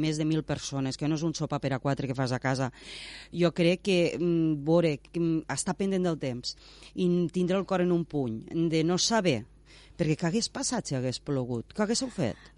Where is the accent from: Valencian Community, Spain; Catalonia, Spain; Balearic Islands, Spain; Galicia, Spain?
Catalonia, Spain; Tortosa; jo vaig néixer a Tortosa